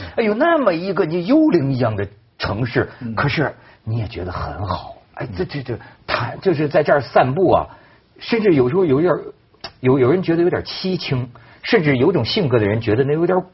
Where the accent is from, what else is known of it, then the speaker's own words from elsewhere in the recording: China; 作为我们中国人